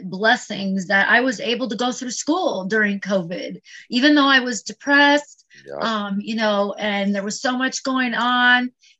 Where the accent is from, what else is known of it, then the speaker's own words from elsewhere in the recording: California, United States; I was born and raised in California, But I've lived in like 15 different states, including 3 states overseas. So I was a Navy brat